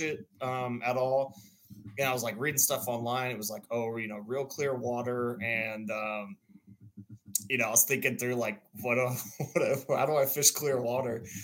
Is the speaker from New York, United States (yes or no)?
no; near Houston, Texas, United States; also born or lived in Dallas; now in Austin, United States; I grew up near Houston